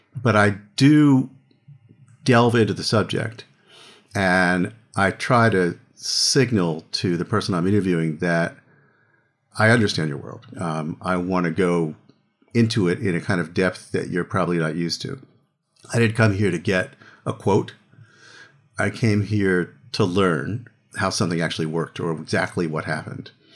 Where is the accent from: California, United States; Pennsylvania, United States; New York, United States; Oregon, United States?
Pennsylvania, United States; Philadelphia; I grew up in Philadelphia